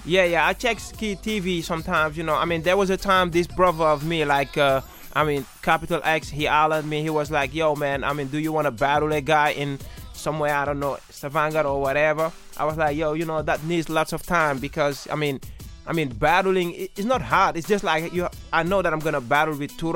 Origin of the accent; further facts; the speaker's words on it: Gambia; also born or lived in Senegal; now in Norway; I was born in Gambia and I grew up between Senegal and Gambia.